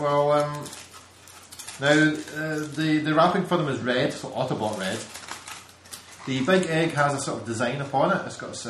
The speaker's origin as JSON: {"language": "English", "region": "Scotland", "country": "United Kingdom"}